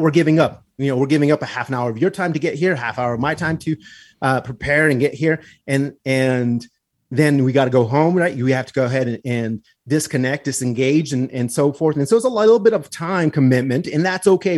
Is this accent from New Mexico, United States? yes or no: yes; Pecos, New Mexico, United States; also born or lived in Glorieta, New Mexico; my hometown where I grew up in Pecos and in Glorieta